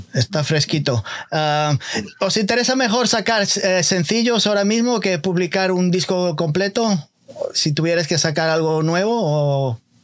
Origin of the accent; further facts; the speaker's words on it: Galicia, Spain; now in United States; yo soy gallego